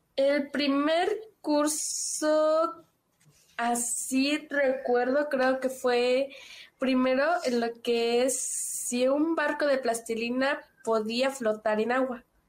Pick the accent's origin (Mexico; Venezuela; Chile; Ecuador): Mexico; San Cristóbal de las Casas, Chiapas; Soy de San Cristóbal de las Casas Chiapas